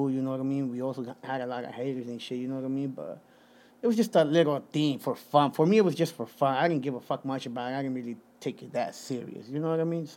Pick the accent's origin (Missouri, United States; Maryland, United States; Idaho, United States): Idaho, United States; Caldwell; also born or lived in Guerrero, Mexico / Santa Ana, California; I come from Caldwell, Idaho, 208-208